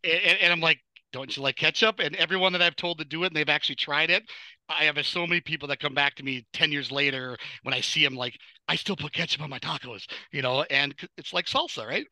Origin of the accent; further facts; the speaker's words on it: Superior, Wisconsin, United States; moved away as an adult; now in Minnesota, United States; I grew up on Superior side for okay. about 20 some years and then I moved over to the Minnesota side thereafter.